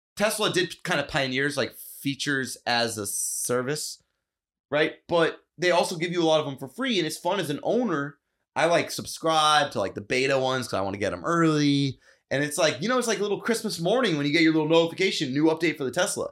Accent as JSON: {"language": "English", "country": "United States", "said": "I'm American"}